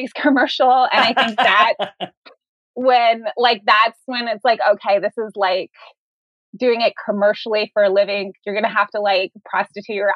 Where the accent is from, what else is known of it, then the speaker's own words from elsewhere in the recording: Florida, United States; also born or lived in Manhattan, New York; I was born in New York, but I grew up in Florida